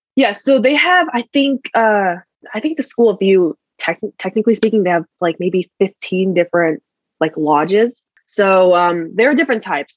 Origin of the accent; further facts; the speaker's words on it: Connecticut, United States; moved away as an adult; I'm from Connecticut personally